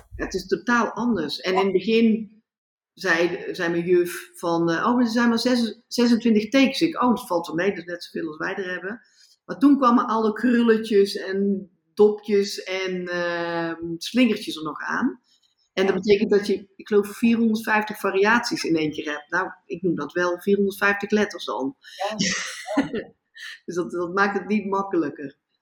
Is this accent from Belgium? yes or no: no; Netherlands; moved away as an adult; now in India; ik ga toch gewoon terug naar Nederland, ik ben toch Nederlander.